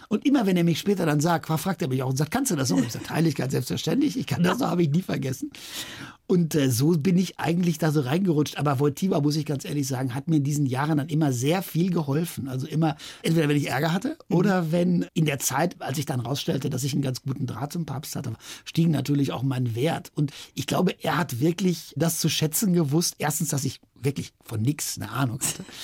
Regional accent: Wadowice, Lesser Poland, Poland; dann stand ich da den ganzen Sommer als zweiter Torpfosten auf dem Feld in Wadowice in meinem Heimatort und kriegte diese schweren Lederbälle um

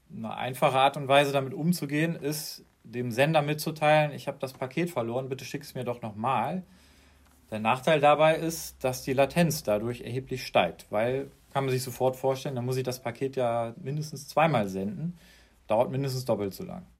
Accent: Madrid, Community of Madrid, Spain; moved away as an adult; now in Munich, Germany; Ich komme aus Madrid, aber studiere in München

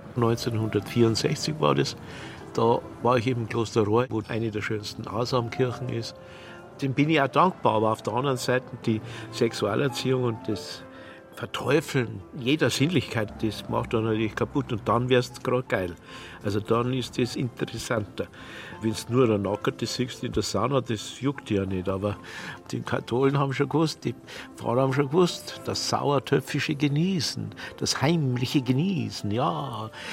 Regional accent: Kötzting, Bavaria, Germany; ich bin in Kötzting aufgewachsen, im Bayerischen Wald damals

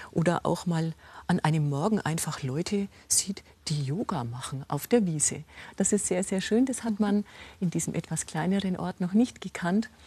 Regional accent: Rosenheim, Bavaria, Germany; Sehen Sie, ich komme aus Rosenheim. Wir hatten eine Landesgartenschau.

